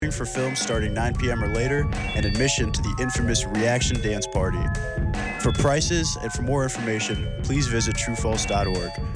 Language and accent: English; Chicago, Illinois, United States; I'm from Chicago. I'm a Bears fan